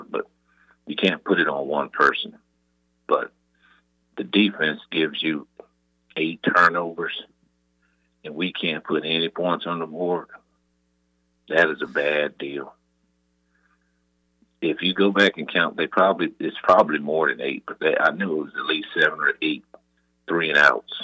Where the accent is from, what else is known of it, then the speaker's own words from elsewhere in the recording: Texas, United States; I'm from Texas